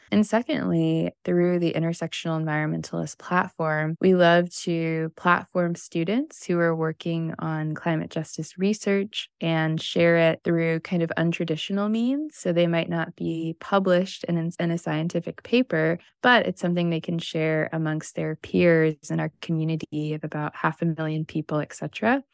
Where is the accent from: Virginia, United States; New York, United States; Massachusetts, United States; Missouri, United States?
Missouri, United States; now in Southern California, United States; coming from the Midwest, I grew up in Missouri